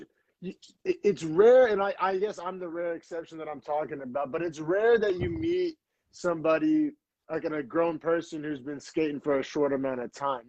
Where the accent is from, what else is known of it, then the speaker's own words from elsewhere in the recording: Oklahoma, United States; moved away as an adult; now in San Francisco Bay Area, United States; I grew up in Oklahoma, and I just remember skateboarding as a kid in Oklahoma